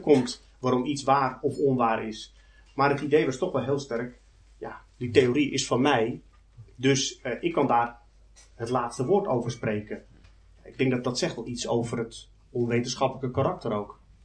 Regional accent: Netherlands; ik kom uit Nederland, domineesland

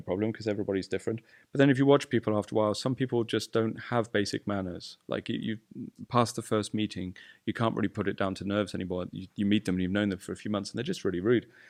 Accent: United Kingdom; I'm British

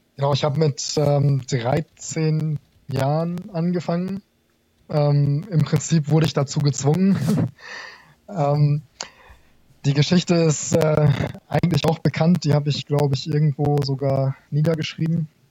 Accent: Garrel, Lower Saxony, Germany; moved away as an adult; now in Kassel, Germany; Ich komme ursprünglich aus dem Landkreis Kloppenburg. Der Ort heißt Garrel, kennt wahrscheinlich niemand.

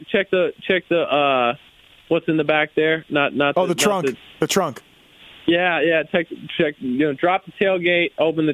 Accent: Florida, United States; a few other kids I grew up racing with in Florida

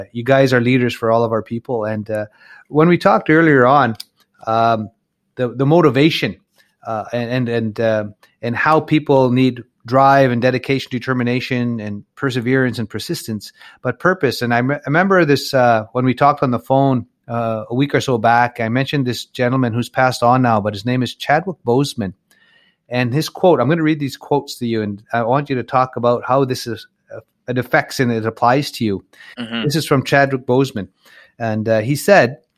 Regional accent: Little Black Bear, Saskatchewan, Canada; back where uh, my home area. I'm from Little Black Bear's from Ochap, and that's just uh, up the road about an hour and a half or so.

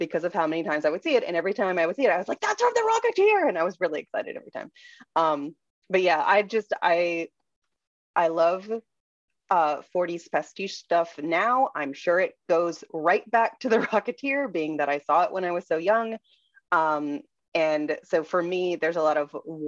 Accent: Orlando, Florida, United States; I grew up in Orlando, and if you live in Orlando, Florida, you know someone who works at Disney

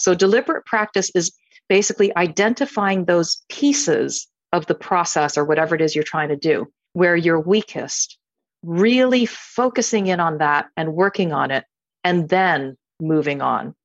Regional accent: United States; I'm, I'm Chinese American.

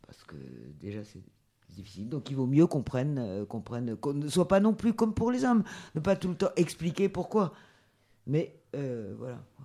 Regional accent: France; j'ai été élevée ici en France par des parents adoptifs blancs

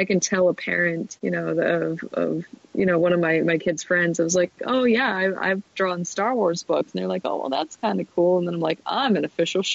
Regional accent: Detroit, Michigan, United States; I'm from Detroit.

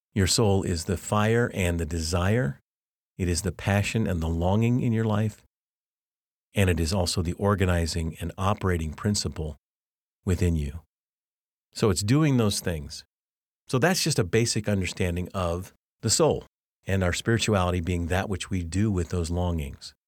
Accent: Arvada, Colorado, United States; moved away; I grew up actually in two homes in, in Arvada, Colorado

